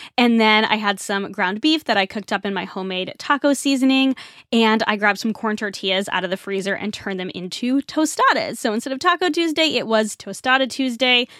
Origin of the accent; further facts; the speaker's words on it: Northeast, United States; I grew up in the Northeast and we have a huge Irish population